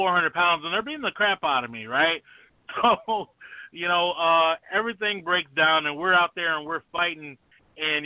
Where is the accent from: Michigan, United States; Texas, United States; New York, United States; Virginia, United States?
Michigan, United States; Detroit; born and raised in Detroit